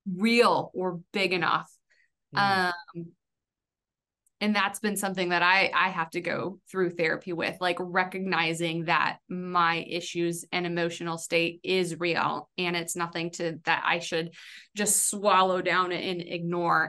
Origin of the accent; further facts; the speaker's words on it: California, United States; moved away as an adult; I came from California